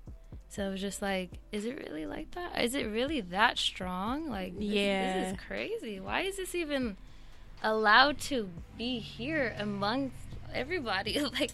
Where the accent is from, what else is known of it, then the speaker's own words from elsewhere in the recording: El Centro, California, United States; accent: Valley girl; also born or lived in Los Angeles; And I grew up in this place called El Centro.